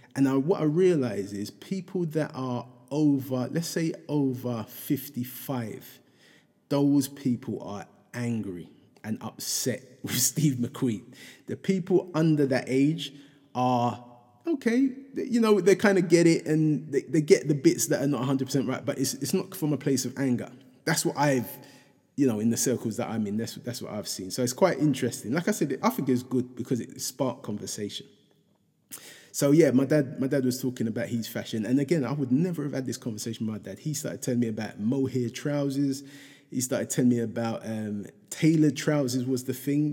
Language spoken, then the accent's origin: English; London, United Kingdom; me growing up in Hackney